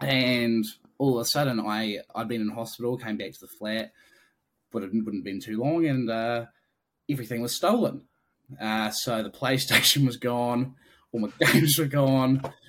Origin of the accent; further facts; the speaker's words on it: Wellington, New Zealand; also born or lived in Hamilton; now in Dunedin, New Zealand; Where do I live now? I'm in Dunedin currently. But I work in Balclutha, but originally from Wellington. And then the thing I don't probably like to share too much is that I was born in Hamilton